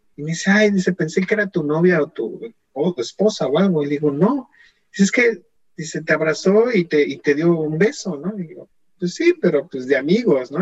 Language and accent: Spanish; Mexico; now in Canada; soy mexicano